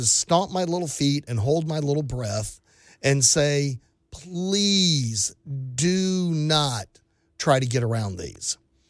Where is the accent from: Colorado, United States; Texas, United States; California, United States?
Texas, United States; I grew up in South Texas. We had hurricanes. I moved to, guess what? West Texas.